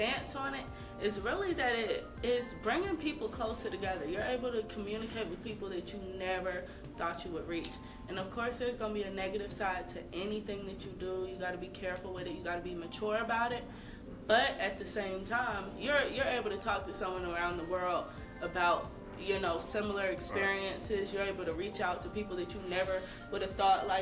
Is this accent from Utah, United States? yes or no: no; Stone Mountain, Georgia, United States; I am from Stone Mountain, Georgia, age 24.